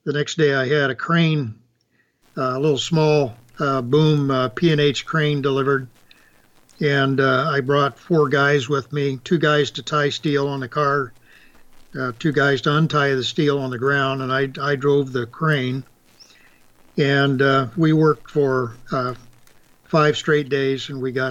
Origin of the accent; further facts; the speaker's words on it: Iowa City, Iowa, United States; moved away; also born or lived in Toddville, Iowa; I was born in a little farm community called Toddville, Iowa, just outside of Cedar Rapids, Iowa. I grew up in Iowa City